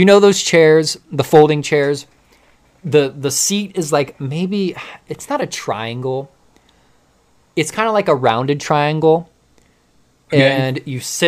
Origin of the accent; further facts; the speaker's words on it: United States; growing up around Amish country